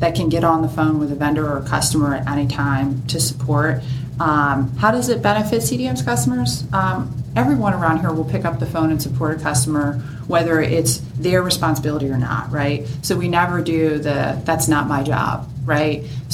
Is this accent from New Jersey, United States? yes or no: yes; Delanco, New Jersey, United States; I'm from Delanco, New Jersey, born and raised in New Jersey.